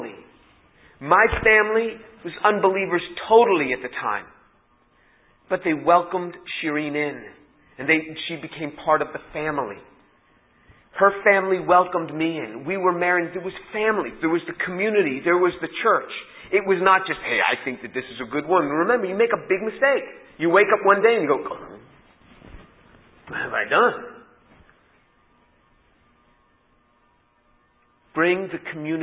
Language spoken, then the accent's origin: English; New York City, New York, United States; I was born in New York City